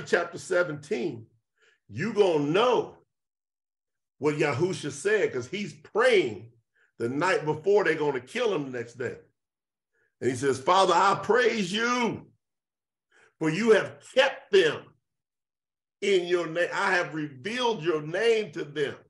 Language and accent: English; Kentucky, United States; I'm from the South, from Kentucky